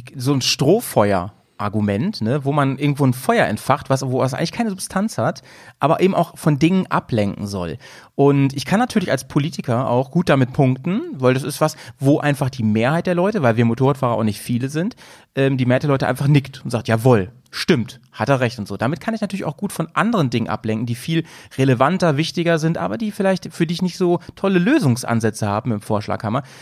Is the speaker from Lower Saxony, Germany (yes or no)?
yes; Lower Saxony, Germany; born or raised there; now in Bremen, Germany